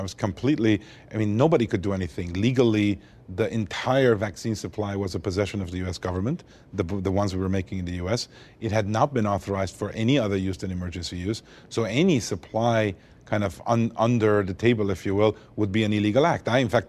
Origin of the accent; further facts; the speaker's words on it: Montreal, Quebec, Canada; also born or lived in Beirut, Lebanon; So I was born in Lebanon, Beirut, Lebanon, of Armenian parents. Lived there till the Civil War in 1975, and ended up escaping the Civil War and growing up in Montreal, Canada.